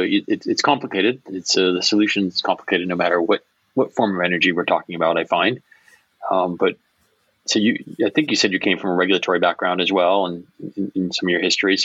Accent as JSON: {"language": "English", "town": "Niagara Falls", "region": "New York", "country": "United States", "tie": "born or raised there", "said": "And I grew up about a mile from the Niagara power plant, so very familiar with hydro my whole existence."}